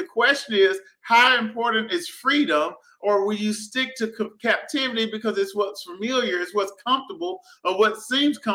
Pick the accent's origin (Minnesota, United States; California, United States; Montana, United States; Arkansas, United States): Arkansas, United States; Prescott; I grew up in Prescott, Arkansas, small town.